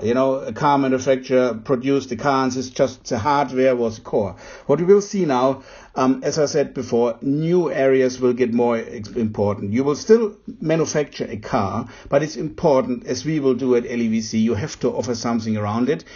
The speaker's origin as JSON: {"language": "English", "country": "Germany", "said": "As a German"}